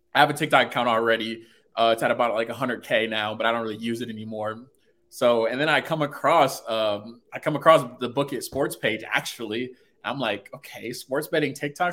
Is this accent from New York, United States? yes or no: no; Fort Wayne, Indiana, United States; I'm from Fort Wayne, Indiana